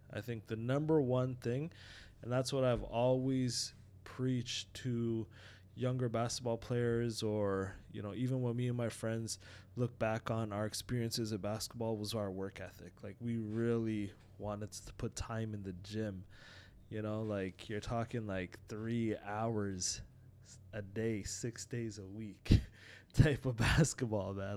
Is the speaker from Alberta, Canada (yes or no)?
no; Toronto, Ontario, Canada; also born or lived in Trinidad; when we immigrated from Trinidad, and my dad, uh, pretty much built a basketball hoop for me in the driveway when we used to live down in Scarborough growing up.